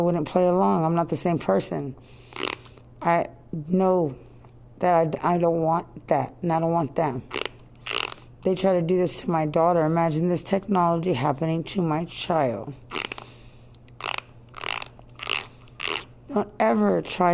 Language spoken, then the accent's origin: English; United States; I'm American. I speak English.